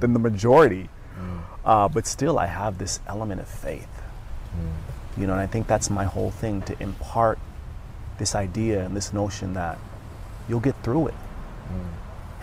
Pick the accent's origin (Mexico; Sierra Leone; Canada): Sierra Leone; I was born in Sierra Leone, West Africa.